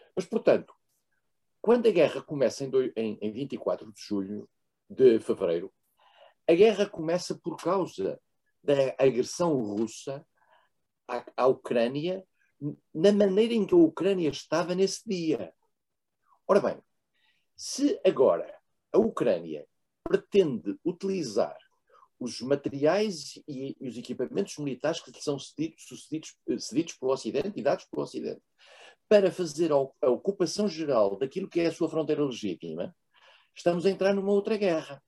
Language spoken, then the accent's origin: Portuguese; Portugal; Eu sou português